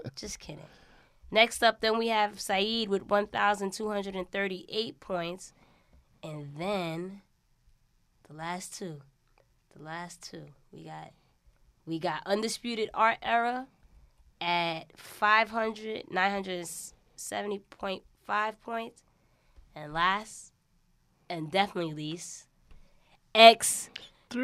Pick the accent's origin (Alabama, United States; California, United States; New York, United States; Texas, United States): New York, United States; accent: New York; my accent, you know, a lot of people like a New York accent.